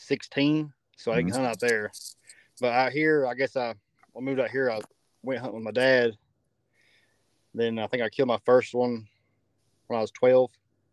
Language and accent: English; Wytheville, Virginia, United States; born or raised there; also born or lived in Utah